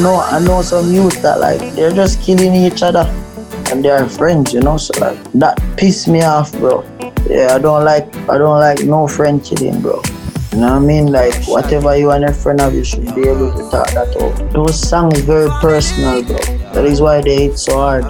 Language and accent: English; Jamaica; as a Jamaican artist